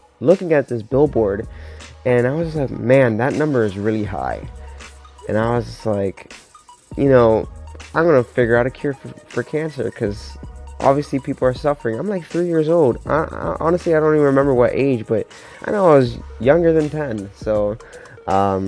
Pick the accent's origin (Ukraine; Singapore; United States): United States; Miami, Florida; moved away as an adult; now in Pittsburgh, United States; I'm from Miami, Florida